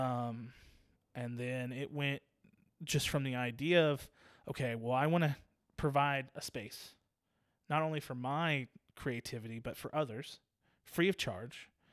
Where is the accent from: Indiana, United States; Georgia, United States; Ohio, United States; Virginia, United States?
Virginia, United States; Virginia Beach; moved away; I was born and raised in Virginia Beach